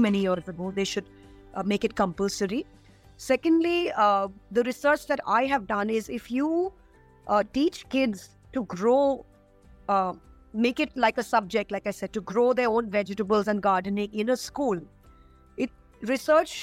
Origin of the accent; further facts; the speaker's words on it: India; As an Indian woman